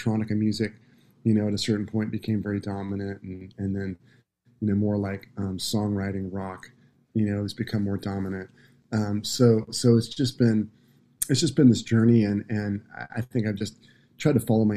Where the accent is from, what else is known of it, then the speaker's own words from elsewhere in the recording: Santa Cruz, California, United States; the musical DNA that I grew up with in Santa Cruz, California was pretty broad